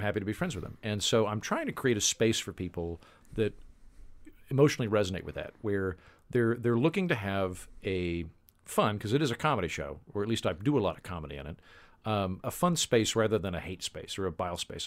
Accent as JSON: {"language": "English", "region": "Oklahoma", "country": "United States", "said": "I'm from Oklahoma, which is good, honest terrain."}